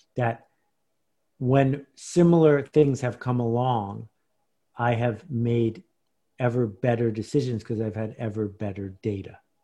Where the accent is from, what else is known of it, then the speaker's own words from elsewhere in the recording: Buffalo, New York, United States; moved away; I grew up in Buffalo, New York, which is four hundred miles from here.